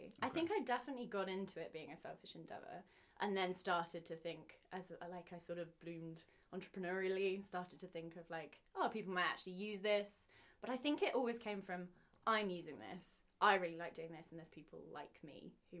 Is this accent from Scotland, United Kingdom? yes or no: no; Pangbourne, South East England, United Kingdom; So I'm from Pangbourne, which is a tiny little village outside of London. It's where Wind in the Willows was written. That's the famous thing about it. I mean, it was very rural.